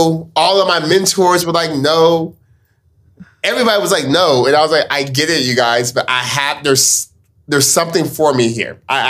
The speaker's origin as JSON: {"language": "English", "town": "Stockton", "region": "California", "country": "United States", "tie": "born or raised there", "said": "Born and raised in Stockton."}